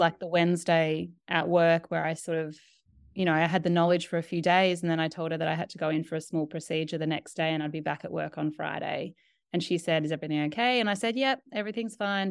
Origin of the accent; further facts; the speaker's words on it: Australia; moved away as an adult; also born or lived in New York; I'm Australian